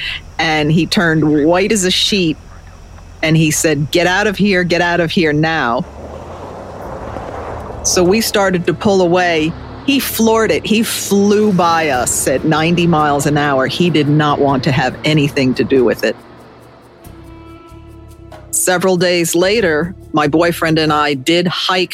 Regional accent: Hudson Valley, New York, United States; Growing up in the Hudson Valley

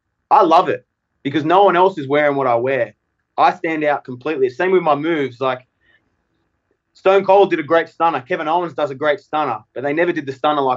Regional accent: Australia; now in United States; especially as an Australian

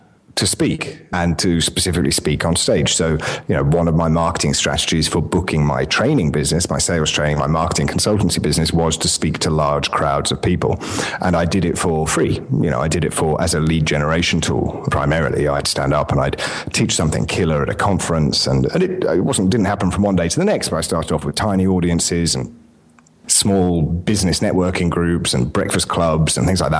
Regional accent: United Kingdom; accent: English; moved away as an adult; now in Mediterranean island

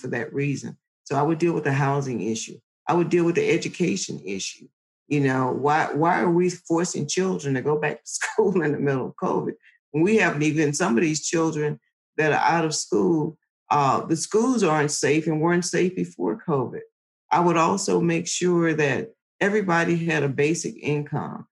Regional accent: Lowndes County, Alabama, United States; I'm from Lowndes County, Alabama, and it's one of those communities where almost everybody's related

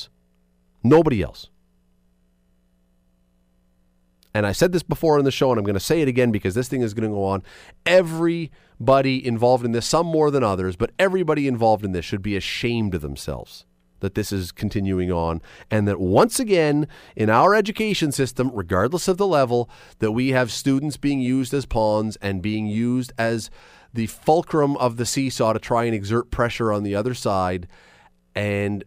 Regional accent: Toronto, Ontario, Canada; moved away as an adult; now in Hamilton, Canada; I grew up in Toronto. I've been in Hamilton for more than half my life.

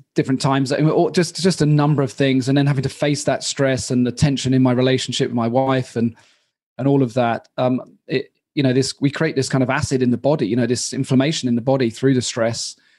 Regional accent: Royal Tunbridge Wells, South East England, United Kingdom; moved away as an adult; also born or lived in London; now in Prague, Czech Republic; I'm from Royal Tunbridge Wells

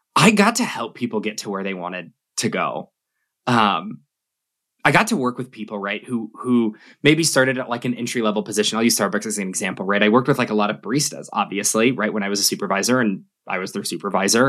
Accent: Albuquerque, New Mexico, United States; also born or lived in Sydney, Australia; growing up in New Mexico, where, like, most of the jobs are government

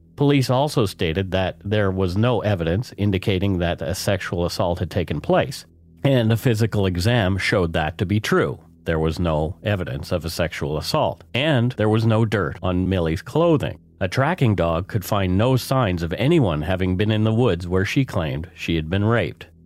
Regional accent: Canada; We are ordinary Canadian schmucks

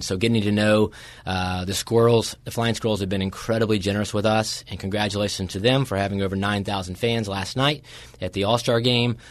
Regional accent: Winston-Salem, North Carolina, United States; growing up in Winston Salem, North Carolina, my older brother played for Charlie at Davidson

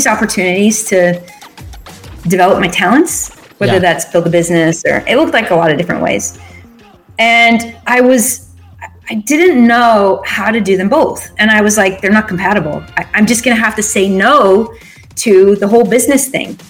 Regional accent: Phoenix, Arizona, United States; moved away as an adult; also born or lived in Utah; I grew up in Phoenix, Arizona

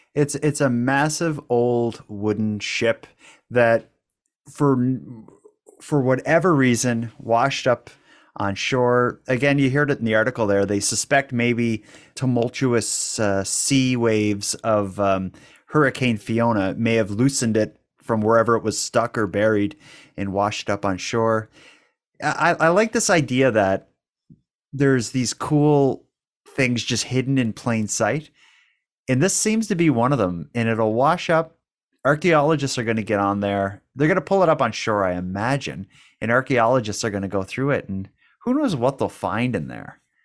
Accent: Cape Breton, Nova Scotia, Canada; we're from Cape Breton. We're from a place that has uh, it's known for having a bit of an accent

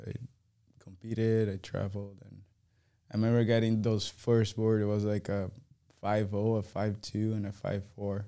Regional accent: Guarujá, São Paulo, Brazil; English is a second language; moved away; it's right on the beach, and that's where I grew up

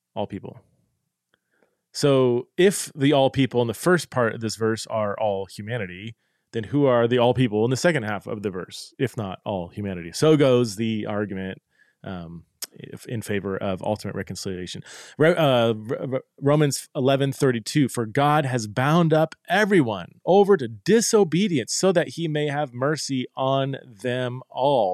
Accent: Boise, Idaho, United States; here in my hometown

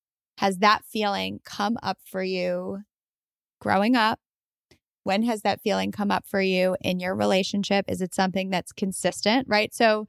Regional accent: New York, United States; I'm from New York.

